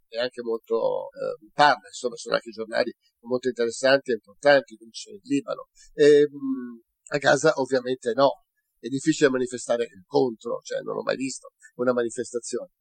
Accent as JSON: {"language": "Italian", "country": "Italy", "said": "sono un cittadino italiano"}